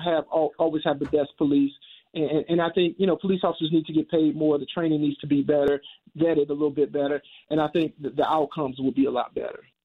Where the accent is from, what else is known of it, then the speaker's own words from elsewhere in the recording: St. Louis, Missouri, United States; moved away as an adult; I'm born and raised in Saint Louis. I don't live here now